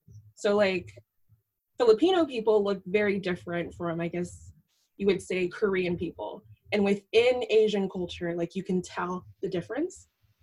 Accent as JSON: {"language": "English", "region": "Ashanti", "country": "Ghana", "said": "So like in Ghanaian culture, I'm from the Ashanti tribe, and there's tribalism where people outside the tribe are seen as like really different and they're considered foreigners"}